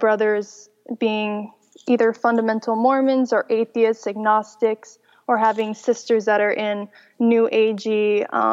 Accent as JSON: {"language": "English", "region": "Chihuahua", "country": "Mexico", "tie": "born or raised there", "first_language": "English", "said": "I was born and raised in Chihuahua, Mexico, and I grew up speaking English because it's actually an English-speaking community in Mexico"}